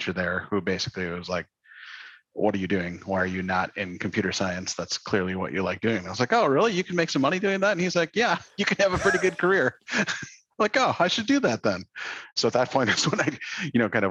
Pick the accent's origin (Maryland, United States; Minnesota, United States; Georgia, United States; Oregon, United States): Minnesota, United States; Underwood; moved away; I grew up in Western Minnesota in a tiny little town in the middle of nowhere called Underwood, which is a little farming town